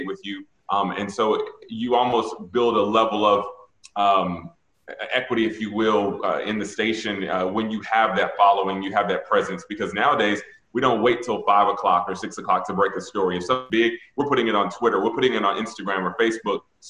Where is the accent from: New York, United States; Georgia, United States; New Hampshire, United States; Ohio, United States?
Georgia, United States; Atlanta; moved away; I grew up in Atlanta, which is black city